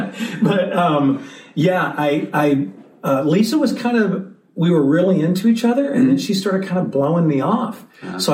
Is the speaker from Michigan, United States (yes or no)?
no; St. Louis, Missouri, United States; I grew up in St. Louis, Missouri.